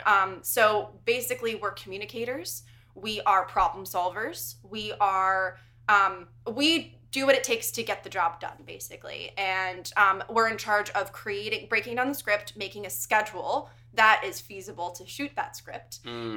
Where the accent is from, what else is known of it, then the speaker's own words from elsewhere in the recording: United States; moved away; also born or lived in Connecticut; I'm originally from New York and Connecticut.